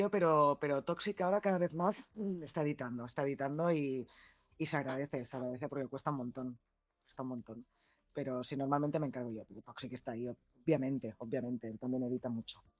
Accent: Barcelona, Catalonia, Spain; Somos todos de Barcelona. Ahora, Elizabeth es de Málaga, pero el resto somos de Barcelona.

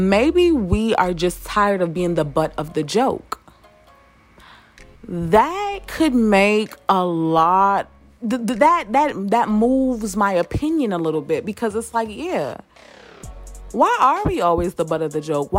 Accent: New York, United States; I'm from New York

